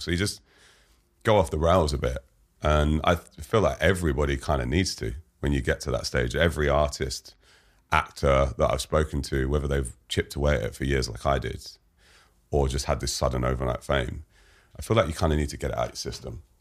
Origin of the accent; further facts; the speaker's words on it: London, United Kingdom; London, I grew up in Fulham